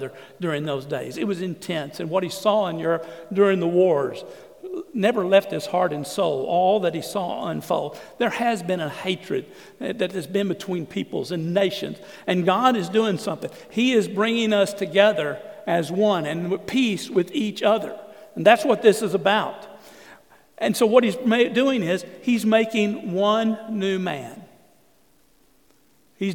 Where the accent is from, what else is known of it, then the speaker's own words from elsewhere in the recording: Southeast Texas, United States; also born or lived in San Antonio; I grew up in Southeast Texas where there was only one race, and we were all white